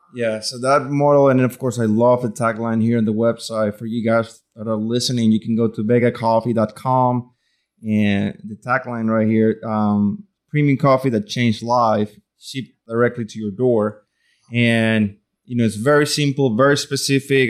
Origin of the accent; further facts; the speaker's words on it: Venezuela; now in Louisiana, United States; I grew up in Venezuela